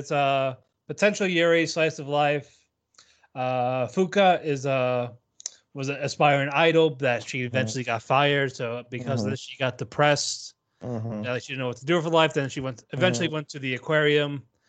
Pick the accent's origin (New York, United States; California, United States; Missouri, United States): New York, United States; I'm white from New York, so no.